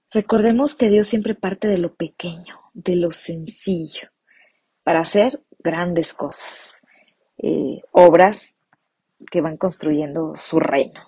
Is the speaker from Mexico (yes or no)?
yes; Morelia, Michoacán, Mexico; de la ciudad de Morelia, Michoacán, México